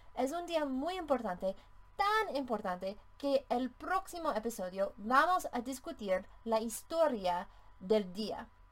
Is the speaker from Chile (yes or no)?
no; Colorado, United States; Spanish is a second language; en Colorado, mi ciudad natal, tenía un desfile muy famoso